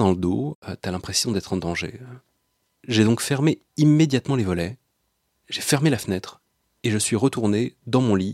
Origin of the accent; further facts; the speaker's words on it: Mussy-sur-Marne, Île-de-France, France; Je suis alors chez mes parents, en Seine-et-Marne, dans le village où j'ai passé mon enfance, à Mussy-sur-Marne.